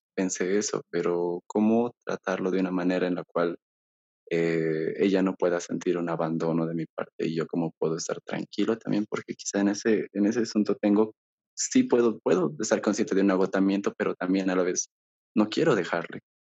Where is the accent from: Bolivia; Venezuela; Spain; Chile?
Bolivia; aquí yo soy de Bolivia